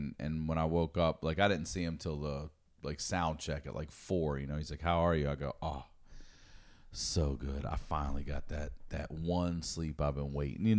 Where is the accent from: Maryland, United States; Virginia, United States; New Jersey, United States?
Maryland, United States; I'm from Maryland.